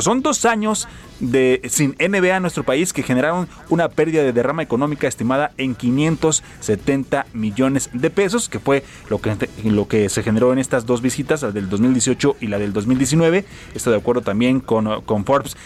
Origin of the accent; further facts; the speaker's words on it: Mexico; México, nuestro país